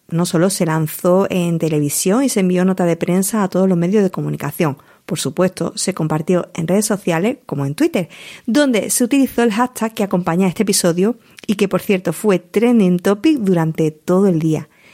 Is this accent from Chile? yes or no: no; Huelva, Andalusia, Spain; accent: Andalusian; Ya venías de Huelva, como era mi caso